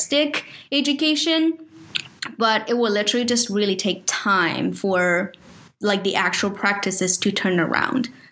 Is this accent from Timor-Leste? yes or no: no; China; moved away; I grew up in China. So it's like my home country